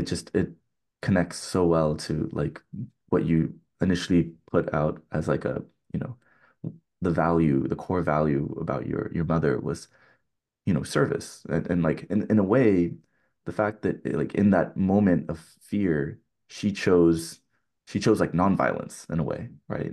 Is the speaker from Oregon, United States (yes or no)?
no; California, United States; growing up in California